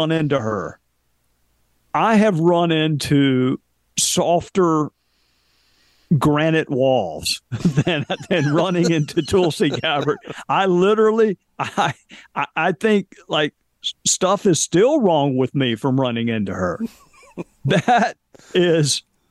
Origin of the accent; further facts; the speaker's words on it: the South, United States; I'm from the South